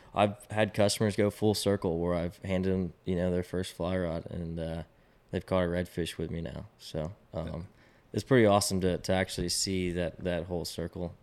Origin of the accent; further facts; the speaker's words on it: Austin, Texas, United States; I, I grew up in Austin